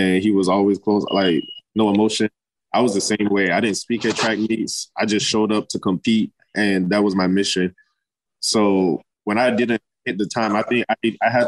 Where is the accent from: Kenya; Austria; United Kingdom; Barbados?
Barbados; also born or lived in Florida, United States; now in Texas, United States; I was born in Florida, but I was raised by my grandparents since I was 6 months old in Barbados until I came here for Texas.